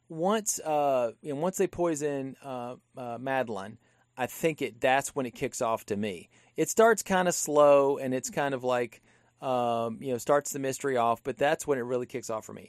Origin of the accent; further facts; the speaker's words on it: Louisiana, United States; I come from Louisiana. That's where my dad's from